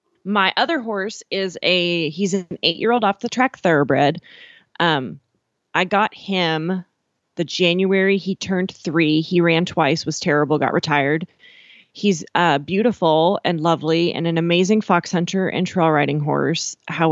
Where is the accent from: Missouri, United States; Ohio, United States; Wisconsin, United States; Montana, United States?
Montana, United States; Miles City; And it was 20 acres outside of Miles City, Montana.